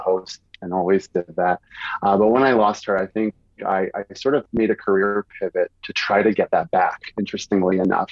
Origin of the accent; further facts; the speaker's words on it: New York City, New York, United States; moved away as an adult; also born or lived in Westchester, New York / Manhattan, New York; now in Atlanta, United States; I grew up in Morris Park